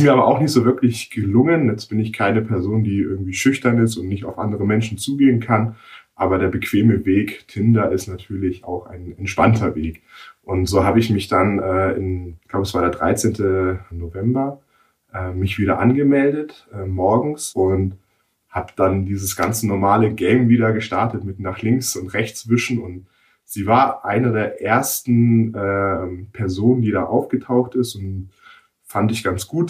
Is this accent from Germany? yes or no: yes; Nuremberg, Bavaria, Germany; ich bin gebürtiger Nürnberger